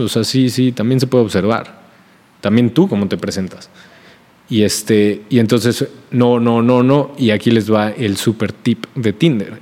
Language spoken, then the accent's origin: Spanish; Mexico; also born or lived in Puebla